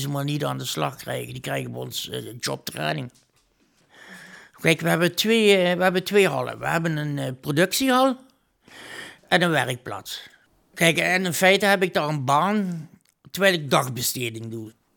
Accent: Heerlen, Limburg, Netherlands; geboren en getogen in Heerlen

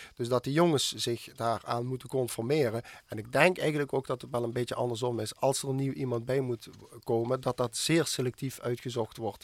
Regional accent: Schimmert, Limburg, Netherlands; het dorp waar ik vandaan kom, het Schimmert

